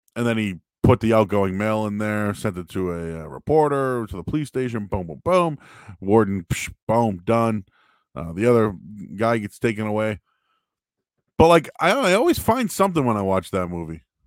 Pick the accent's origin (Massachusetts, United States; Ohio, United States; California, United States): Massachusetts, United States; Boston; also born or lived in North Shore, Massachusetts; I grew up in Boston.